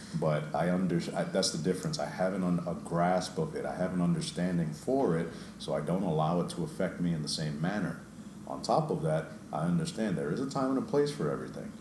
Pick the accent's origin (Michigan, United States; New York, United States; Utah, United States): New York, United States; I grew up in New York